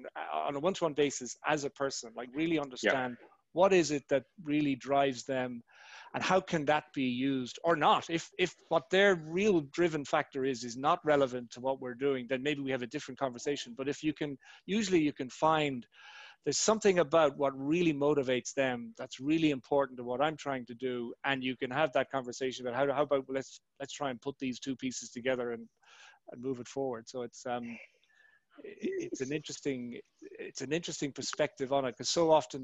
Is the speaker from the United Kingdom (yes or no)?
no; Ireland; moved away as an adult; also born or lived in Australia; now in Dublin, Ireland; when I grew up in Ireland in the 80s, a very monoculture, black and white, gray place